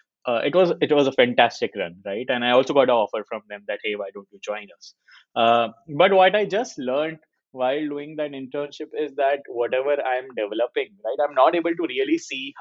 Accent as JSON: {"language": "English", "town": "Jaipur", "region": "Rajasthan", "country": "India", "said": "I come from Jaipur"}